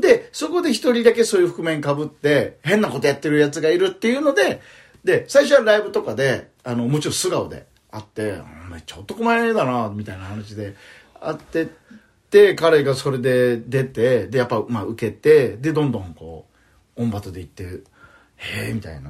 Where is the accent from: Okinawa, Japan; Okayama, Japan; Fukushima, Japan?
Okinawa, Japan; accent: Okinawan; moved away as an adult; also born or lived in Tokyo; あ僕沖縄なんですけどね